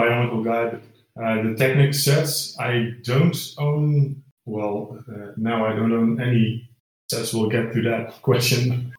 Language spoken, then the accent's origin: English; Netherlands; I'm from the Netherlands. So I'm Dutch.